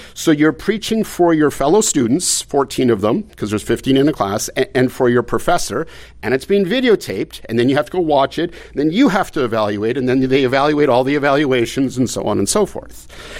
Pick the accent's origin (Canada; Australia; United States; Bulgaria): Canada; I mean, I came from Canada. I mean, my folks would have loved to come.